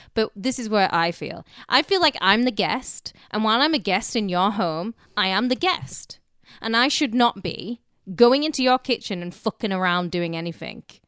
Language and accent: English; United Kingdom; now in United States; we obviously don't have it in Britain